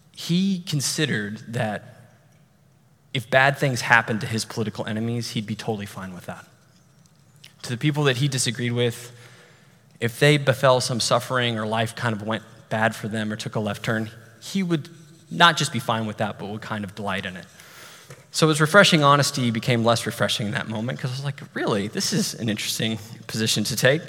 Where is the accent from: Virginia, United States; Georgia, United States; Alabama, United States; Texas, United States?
Texas, United States; Amarillo; moved away; my hometown, Amarillo